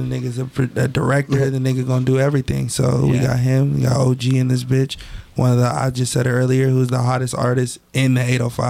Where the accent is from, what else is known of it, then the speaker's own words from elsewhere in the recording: Woodland Hills, California, United States; born there; also born or lived in Simi Valley / Palmdale / Houston; So I was born in Woodland Hills. Moved to Simi Valley. Then from Simi Valley moved to Palmdale. From Palmdale moved back to Simi Valley.